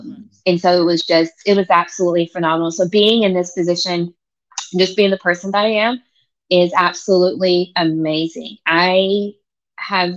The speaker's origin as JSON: {"language": "English", "region": "Oklahoma", "country": "United States", "tie": "born or raised there", "moved": "as an adult", "lives_now": "Virginia Beach, United States", "said": "I'm actually from Oklahoma. I'm a native Oklahoman"}